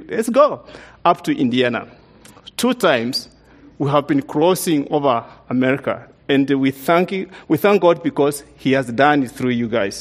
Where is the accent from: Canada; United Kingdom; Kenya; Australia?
Kenya; moved away as an adult; now in United States; we came from Kenya, we came from a very different culture compared to the culture we came